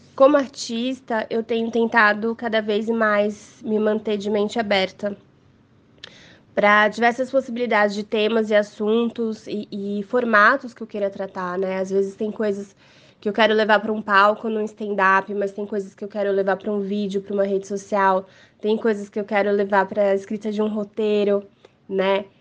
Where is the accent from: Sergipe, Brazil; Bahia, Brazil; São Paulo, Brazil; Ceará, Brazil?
São Paulo, Brazil; eu sou daqui de São Paulo